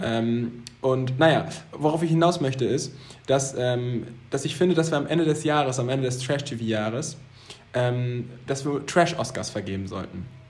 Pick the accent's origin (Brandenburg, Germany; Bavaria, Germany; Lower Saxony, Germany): Lower Saxony, Germany; Zeven; auf Zeven, da wo ich herkomme, auf dem Dorf